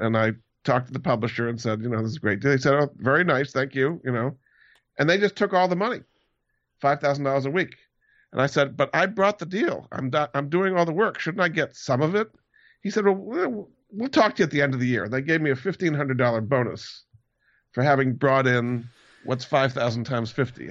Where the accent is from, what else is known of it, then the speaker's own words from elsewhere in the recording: Hyannis, Massachusetts, United States; also born or lived in Rhode Island; I grew up in Hyannis on Cape Cod, so I I was on the sailing team